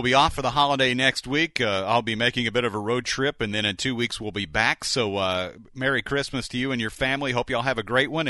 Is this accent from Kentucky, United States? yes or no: yes; Bowling Green, Kentucky, United States; now in Tennessee, United States; My hometown of Bowling Green has had lots of damage.